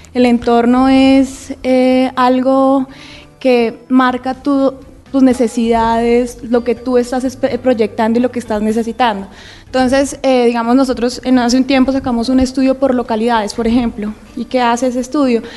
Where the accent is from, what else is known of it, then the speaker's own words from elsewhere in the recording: Colombia; somos colombianos